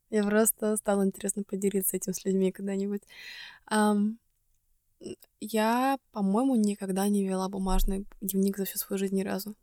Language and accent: Russian; Estonia; moved away; из Эстонии